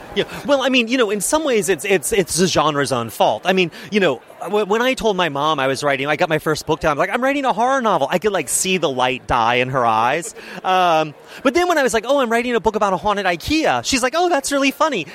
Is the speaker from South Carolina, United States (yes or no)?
yes; Charleston, South Carolina, United States; I grew up in Charleston, South Carolina, in this little suburb called Mount Pleasant